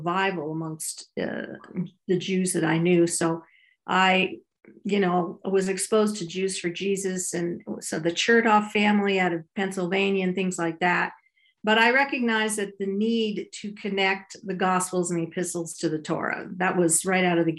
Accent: Ottawa, Ontario, Canada; I grew up in Ottawa, Canada, a conservative Jewish home.

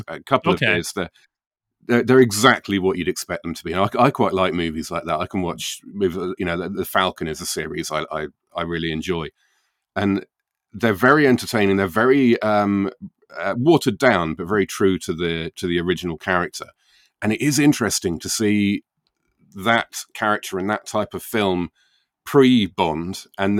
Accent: England, United Kingdom; Oh, God, of course, yes. Yeah, I'm English.

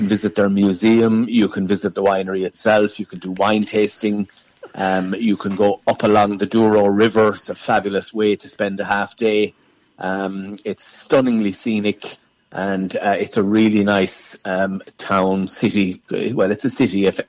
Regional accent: County Clare, Munster, Ireland; we're all from County Clare

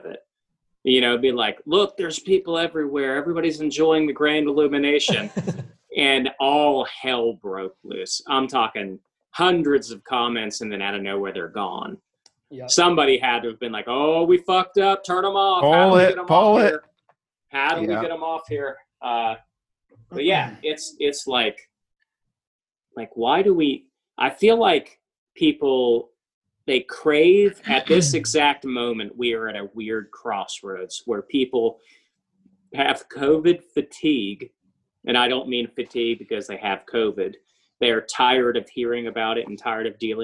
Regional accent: Troy, Ohio, United States; my hometown of Troy

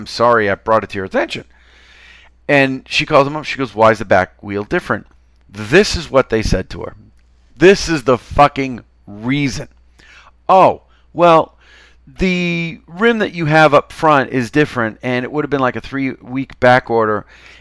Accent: Chelsea, Massachusetts, United States; accent: Chelsea; I am from Chelsea

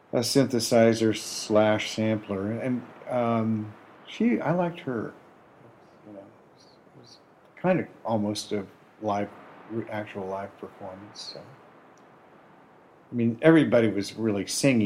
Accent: Berkeley, California, United States; also born or lived in San Francisco; I grew up in Berkeley in the 60s and San Francisco in the 70s

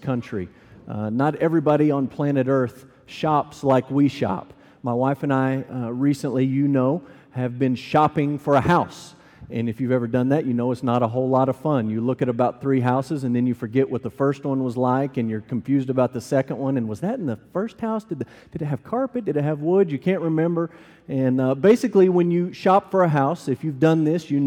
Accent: Amarillo, Texas, United States; moved away as an adult; also born or lived in Louisville, Kentucky; I grew up in Amarillo, Texas.

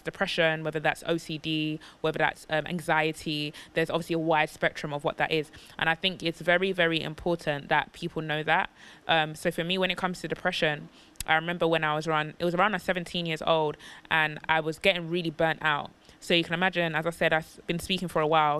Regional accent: United Kingdom; we were born and raised in Britain

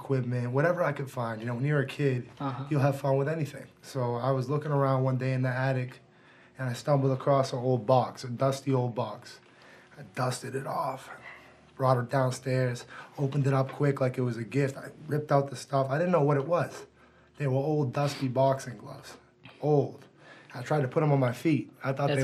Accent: Marblehead, Massachusetts, United States; also born or lived in Gloucester, Massachusetts; growing up in Marblehead, Massachusetts, and growing up in the North Shore, and then eventually moving to Gloucester

